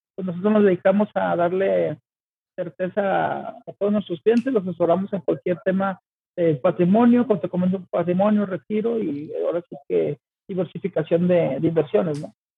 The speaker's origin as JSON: {"language": "Spanish", "town": "Guadalajara", "region": "Jalisco", "country": "Mexico", "said": "soy de Guadalajara, Jalisco"}